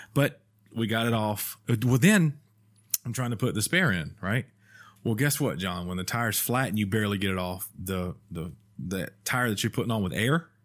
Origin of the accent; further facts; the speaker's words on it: Alabama, United States; I'm from Alabama